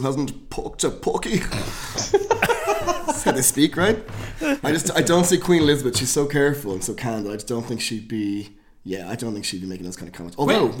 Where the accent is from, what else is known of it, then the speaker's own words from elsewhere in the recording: Ireland; as we know as Irish people